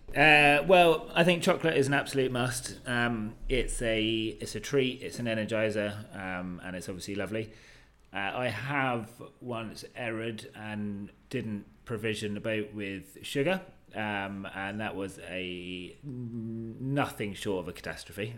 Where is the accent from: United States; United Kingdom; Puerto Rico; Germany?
United Kingdom; I'm British